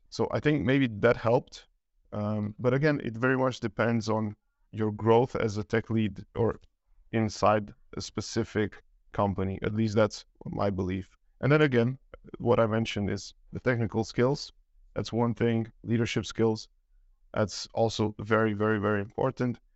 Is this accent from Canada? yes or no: no; Romania; now in Denmark; I'm originally from Romania. Um, been living in Denmark, uh, for, yeah, well, since two thousand nine